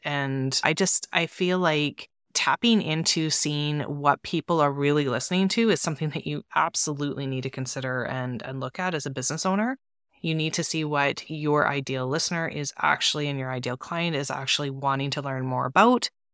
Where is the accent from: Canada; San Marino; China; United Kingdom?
Canada; I'm from Canada